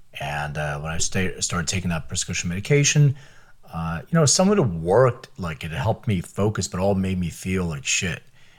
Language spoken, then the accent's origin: English; Philadelphia, Pennsylvania, United States; also born or lived in Lithuania; Well, so I was born in Lithuania, and my parents immigrated when I was like 6 years old. I lived in Philadelphia most of my life